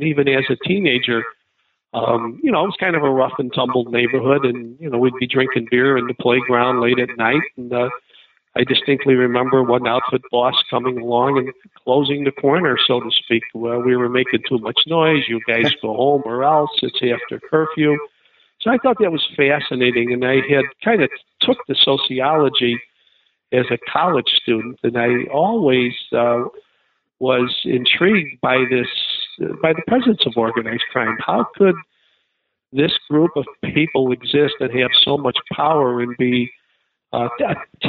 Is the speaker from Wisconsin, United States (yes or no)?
no; Chicago, Illinois, United States; Well, I grew up in Chicago. I grew up in an Italian neighborhood that had gangsters. I was a career Chicago police officer